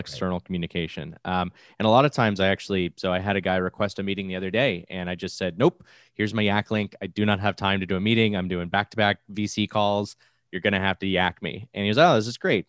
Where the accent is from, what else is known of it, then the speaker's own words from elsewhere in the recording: Florida, United States; I'm from Florida. I live in the largest farming area in the East Coast